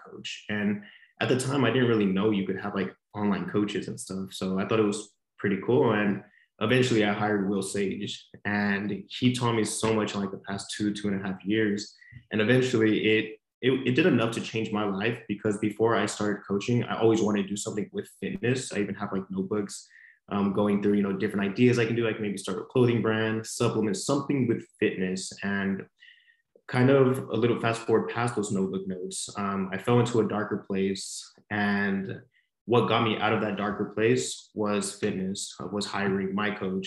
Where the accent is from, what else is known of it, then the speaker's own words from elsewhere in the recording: Monterey, California, United States; moved away as an adult; now in San Diego, United States; I was born and raised in Monterey, California, which is about 8 hours up north from San Diego